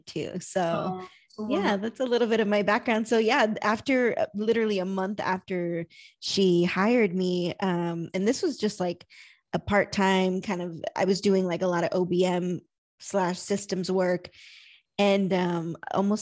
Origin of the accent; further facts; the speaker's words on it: San Antonio, Texas, United States; I'm from San Antonio, Texas, business operations consultant